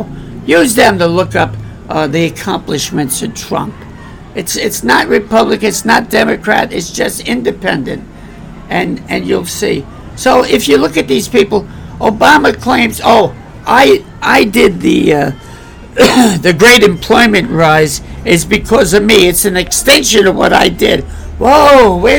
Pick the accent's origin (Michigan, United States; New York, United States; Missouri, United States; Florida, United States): New York, United States; New York City; moved away; I was raised with black people. I was born in Bedford-Stuyvesant